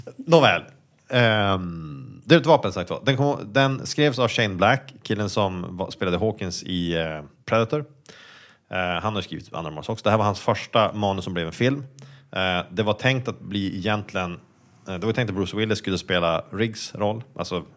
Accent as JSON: {"language": "Swedish", "country": "Sweden", "said": "som svensk"}